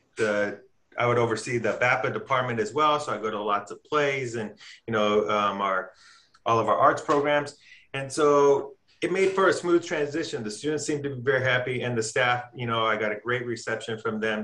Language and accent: English; Watsonville, California, United States; moved away as an adult; also born or lived in Sacramento, California / Las Vegas, Nevada; now in Palm Springs, United States; I'm from a town called Watsonville, California. It's in Santa Cruz County